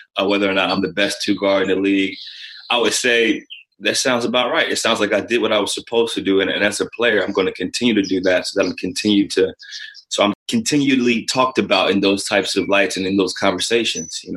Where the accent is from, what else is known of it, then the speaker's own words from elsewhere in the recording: Canton, Ohio, United States; I'm from Canton, Ohio